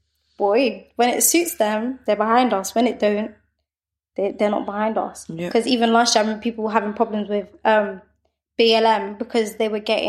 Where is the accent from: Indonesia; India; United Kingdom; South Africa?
United Kingdom; London; also born or lived in Saint Lucia; growing up in London